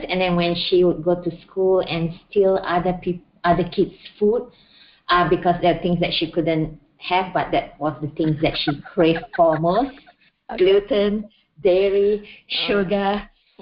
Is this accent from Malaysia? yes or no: yes; Malaysia; moved away as an adult; now in Australia; I'm originally from Malaysia. Then I moved to Australia